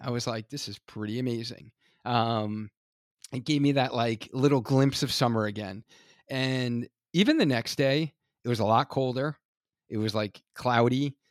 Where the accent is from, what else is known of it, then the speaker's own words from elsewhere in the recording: Hartford, Connecticut, United States; Hartford, Connecticut. This is my hometown